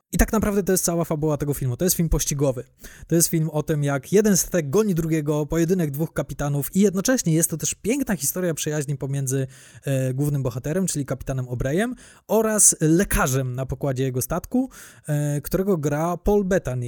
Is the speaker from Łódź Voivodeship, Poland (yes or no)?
yes; Łódź, Łódź Voivodeship, Poland; u nas w Łodzi